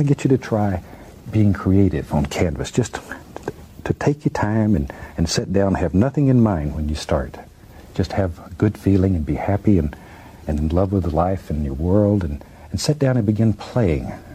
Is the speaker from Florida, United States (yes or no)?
yes; Florida, United States; moved away as an adult; I was born and raised in Florida